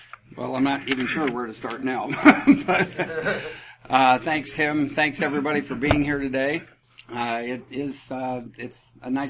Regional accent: Iowa, United States; I was born and raised in Iowa, family of five

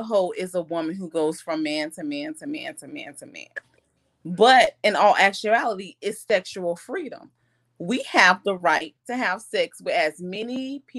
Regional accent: Orlando, Florida, United States; now in Fort Worth, United States; I'm from Orlando, but I'm living in Texas, Fort Worth right now.

